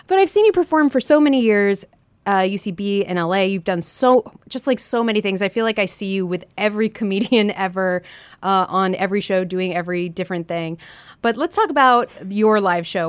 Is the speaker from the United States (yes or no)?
yes; California, United States; I'm from California